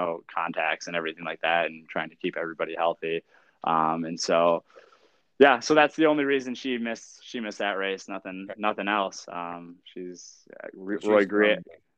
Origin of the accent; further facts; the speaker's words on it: Iowa, United States; moved away as an adult; also born or lived in Charles City, Iowa; now in Lynchburg, Virginia, United States; I was from Iowa and I was now in Virginia